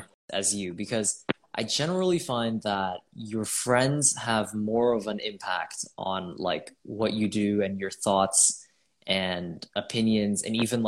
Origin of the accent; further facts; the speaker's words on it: Toronto, Ontario, Canada; I'm from Canada, Toronto, Canada, and I'm 18